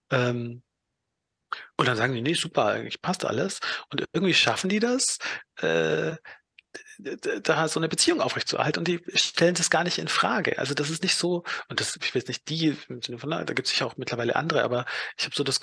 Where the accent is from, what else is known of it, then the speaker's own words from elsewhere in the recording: Donauwörth, Bavaria, Germany; also ich komme aus Donauwörth, wenn ich dann so irgendwie mit Leuten wieder aus Donauwörth Kontakt habe